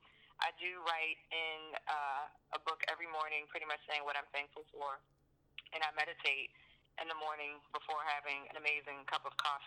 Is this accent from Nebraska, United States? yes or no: no; Baltimore, Maryland, United States; moved away; I'm from Baltimore, but most of the shows I've done have always been outside of Baltimore. So me being back, I've only been back in Maryland for 2 years.